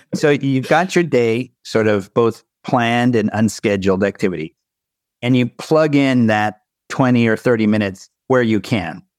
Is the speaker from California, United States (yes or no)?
yes; Southern California, United States; I'm from Southern California